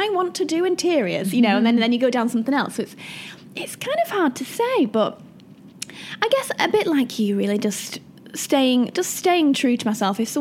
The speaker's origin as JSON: {"language": "English", "town": "Wigan", "region": "North West England", "country": "United Kingdom", "also_born_or_lived": "Manchester", "moved": "as an adult", "lives_now": "London, United Kingdom", "said": "I'm from Manchester. Mm. Well, Wigan technically, but around that area. I spent 10 years in Manchester"}